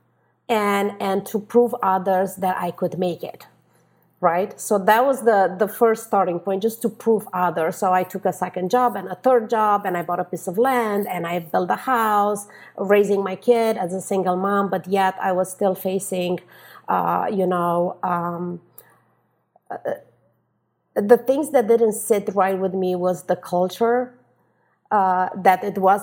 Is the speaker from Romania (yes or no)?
yes; Romania; English is a second language; moved away as an adult; now in Los Angeles, United States; born and raised in Romania